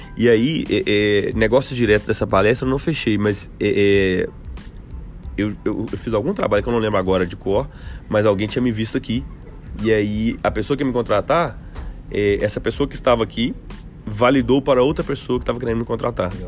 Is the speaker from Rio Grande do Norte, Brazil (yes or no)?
no; Belo Horizonte, Minas Gerais, Brazil; eu sou de Belo Horizonte